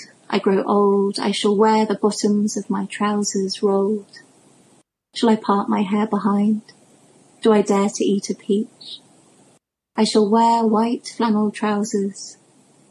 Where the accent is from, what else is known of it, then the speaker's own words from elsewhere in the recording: Cornwall, South West England, United Kingdom; now in London, United Kingdom; which is where I'm from Cornwall.